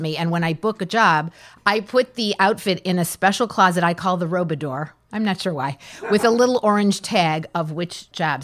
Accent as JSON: {"language": "English", "town": "Detroit", "region": "Michigan", "country": "United States", "tie": "born or raised there", "also_born_or_lived": "Chicago", "moved": "yes", "said": "I was a young girl growing up in Detroit"}